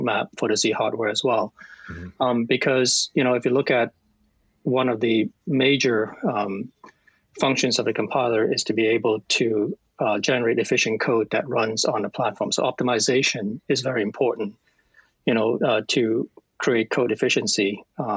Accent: Hong Kong; now in Ontario, Canada; I'm from Hong Kong.

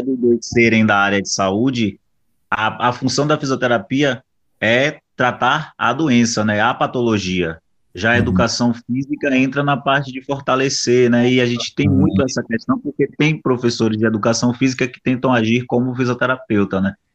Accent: Salvador, Bahia, Brazil; Eu sou negro, sou de Salvador, a Bahia

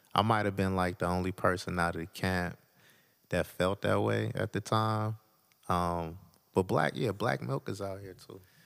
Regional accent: Detroit, Michigan, United States; I was born in Detroit. Uh, grew up off of, uh, twelfth Street, Lawrence

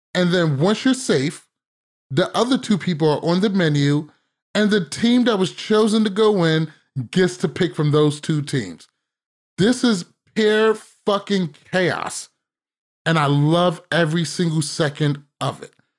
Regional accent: United States; as an American

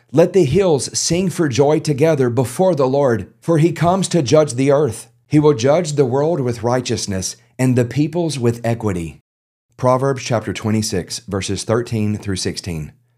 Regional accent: South Louisiana, United States; I'm a Cajun. I'm from South Louisiana

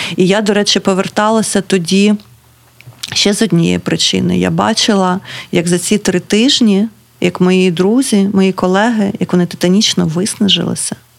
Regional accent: Kryvyi Rih, Dnipropetrovsk Oblast, Ukraine; now in Kharkiv, Ukraine; я з Кривого Рогу

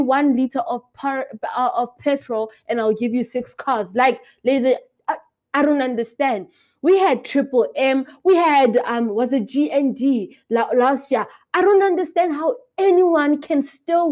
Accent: Lesotho; moved away as an adult; I am from Lesotho

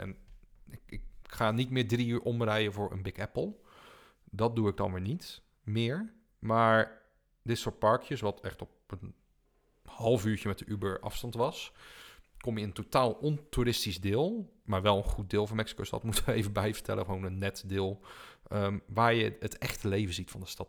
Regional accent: Netherlands; als Nederlander

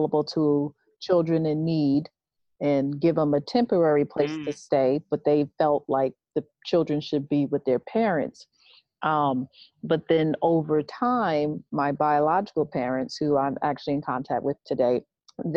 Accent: Copiague, New York, United States; also born or lived in Brooklyn, New York / Boston; I grew up in Long Island. My whole life pretty much was spent in Long Island, New York, in Copaig.

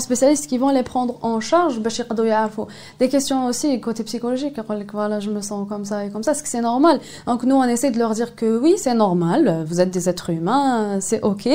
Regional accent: Algeria; chez nous en Algérie

